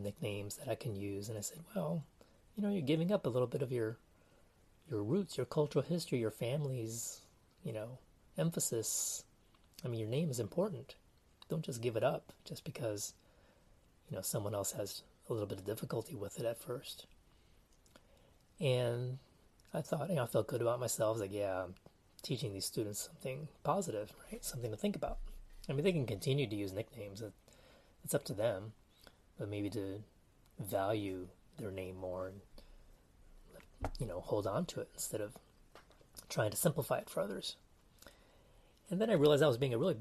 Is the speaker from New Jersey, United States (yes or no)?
no; Texas, United States; also born or lived in Canada / Taiwan; growing up in Texas